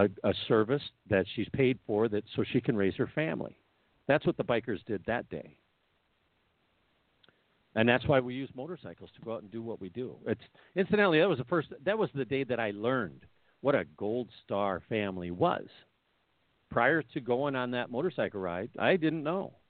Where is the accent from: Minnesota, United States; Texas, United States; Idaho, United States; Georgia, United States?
Minnesota, United States; Minneapolis; I'm from Minneapolis